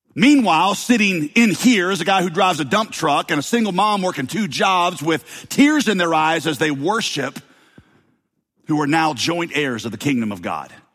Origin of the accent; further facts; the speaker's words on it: the South, United States; accent: Southern; I grew up with a Southern accent, and I still have a little bit of one